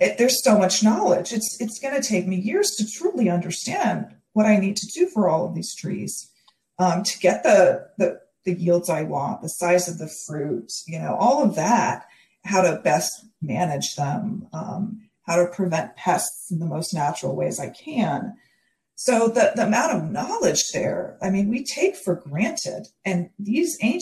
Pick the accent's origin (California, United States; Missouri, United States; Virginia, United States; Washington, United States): Virginia, United States; also born or lived in Oklahoma / North Carolina; now in Goleta, United States; I grew up in Virginia